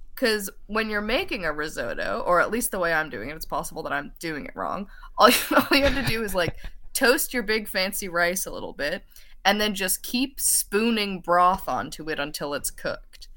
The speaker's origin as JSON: {"language": "English", "town": "St. John's", "region": "Newfoundland and Labrador", "country": "Canada", "tie": "born or raised there", "said": "grew up in Saint John's, Newfoundland"}